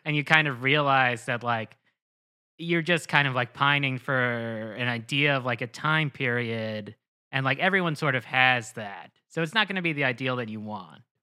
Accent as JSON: {"language": "English", "region": "New Jersey", "country": "United States", "also_born_or_lived": "Lehigh Valley, Pennsylvania / Queens, New York", "said": "I'm from New Jersey"}